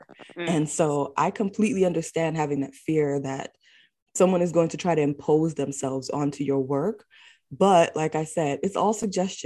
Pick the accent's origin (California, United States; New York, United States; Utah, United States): New York, United States; New York City; I'm born and raised in the Bronx.